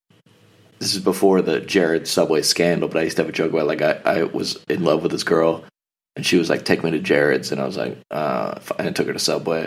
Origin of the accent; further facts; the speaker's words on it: the South, United States; I grew up in church in the South